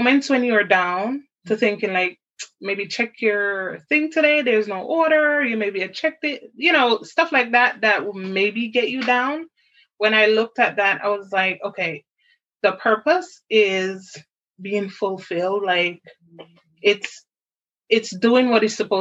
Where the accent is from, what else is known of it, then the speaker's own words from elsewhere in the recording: Jamaica; I was raised in Jamaica